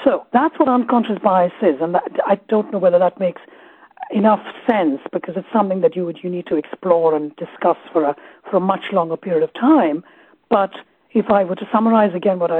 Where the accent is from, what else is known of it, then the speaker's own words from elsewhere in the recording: Kolkata, West Bengal, India; first language Malayalam; English is a second language; also born or lived in Kerala; now in United Kingdom; I grew up in Calcutta